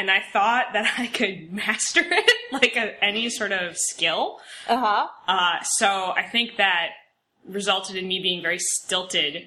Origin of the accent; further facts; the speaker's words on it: Orange, Connecticut, United States; I'm from Orange, Connecticut. I lived in Connecticut my entire life.